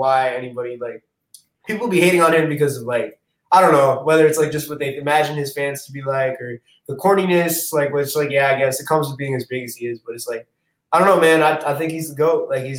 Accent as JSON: {"language": "English", "town": "New York City", "region": "New York", "country": "United States", "said": "even though I'm from Queens."}